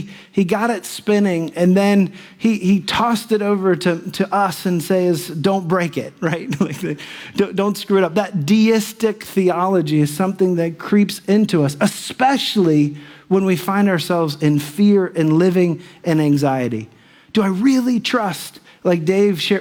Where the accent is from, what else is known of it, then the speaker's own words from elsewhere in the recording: Dayton, Ohio, United States; I'm from Dayton